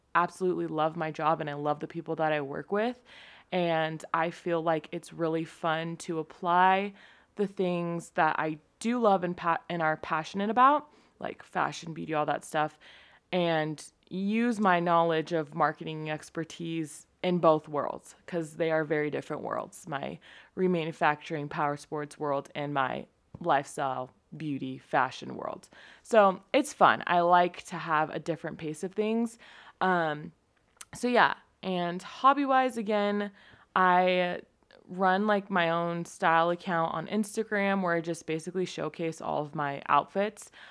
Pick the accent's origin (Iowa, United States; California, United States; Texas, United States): California, United States; San Diego; moved away as an adult; also born or lived in Utah; I was born in San Diego, California to my amazing parents